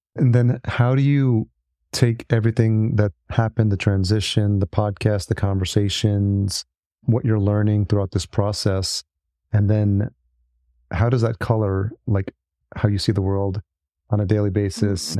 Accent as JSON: {"language": "English", "region": "New York", "country": "United States", "tie": "born or raised there", "said": "I grew up in New York"}